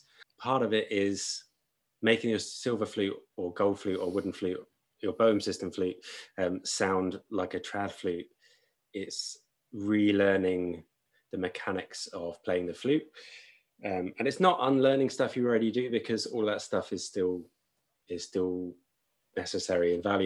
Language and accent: English; Brighton, South East England, United Kingdom; moved away as an adult; also born or lived in Limerick, Ireland / Sussex; now in London, United Kingdom; I grew up in Brighton on the South Coast.